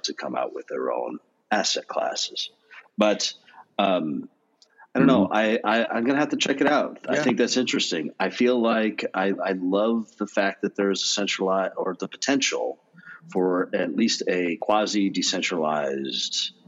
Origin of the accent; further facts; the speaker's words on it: United States; being an American